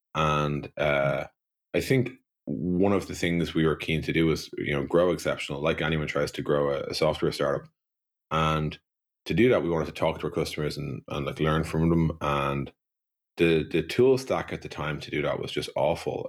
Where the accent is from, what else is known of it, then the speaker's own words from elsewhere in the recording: Dublin, Leinster, Ireland; I grew up in Dublin in the nineteen eighties